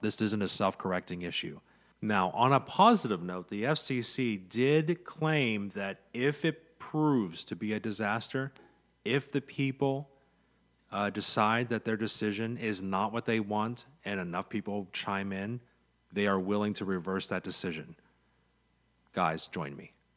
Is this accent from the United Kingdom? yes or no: no; central Pennsylvania, United States; own a small business here in, here in my hometown. in central Pennsylvania